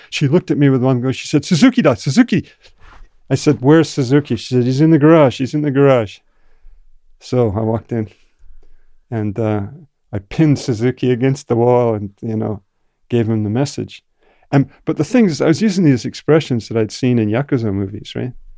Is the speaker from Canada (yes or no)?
yes; Canada; also born or lived in Japan; I grew up in Canada